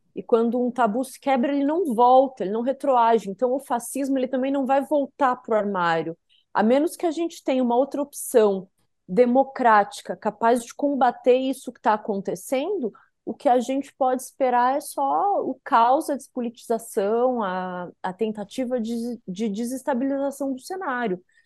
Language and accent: Portuguese; South Region, Brazil; como a gente diz lá no sul, eu sou sulista